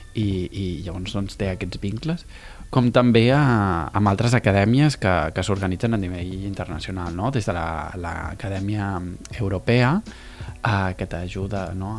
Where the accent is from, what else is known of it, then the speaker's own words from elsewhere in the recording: Tarragona, Catalonia, Spain; de Catalunya, de Tarragona